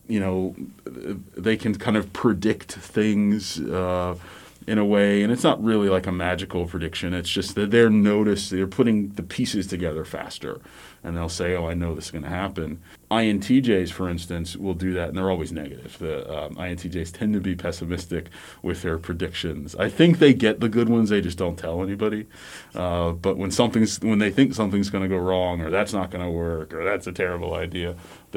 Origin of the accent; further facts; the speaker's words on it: the Gulf Coast, the South, United States; also born or lived in Midwest; now in Missouri, United States; I am from the South, the Gulf Coast, originally